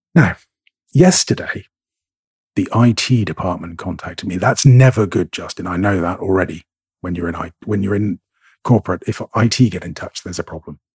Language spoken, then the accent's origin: English; Scotland, United Kingdom; I'm a Scot.